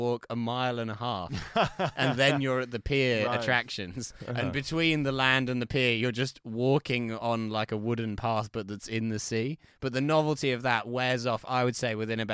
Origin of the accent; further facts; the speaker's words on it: Essex, East of England, United Kingdom; moved away; the chip shop in my hometown in Essex did a renovation.